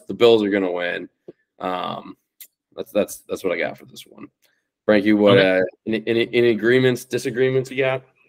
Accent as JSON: {"language": "English", "town": "Cincinnati", "region": "Ohio", "country": "United States", "tie": "born or raised there", "said": "proudly born and raised in Cincinnati"}